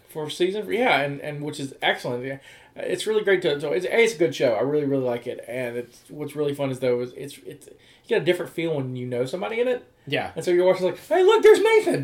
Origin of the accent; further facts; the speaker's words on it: Mobile, Alabama, United States; now in West Virginia, United States; close to my hometown in Mobile